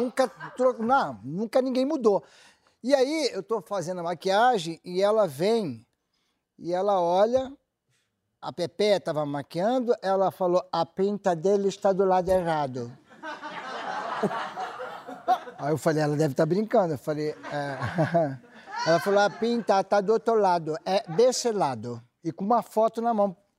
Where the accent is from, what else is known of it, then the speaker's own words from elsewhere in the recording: Rio de Janeiro, Brazil; Saímos do Rio de Janeiro para São Paulo todas as férias.